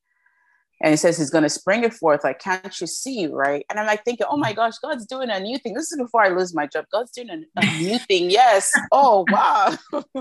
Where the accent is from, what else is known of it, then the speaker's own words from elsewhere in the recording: Nigeria; We're two Nigerian sisters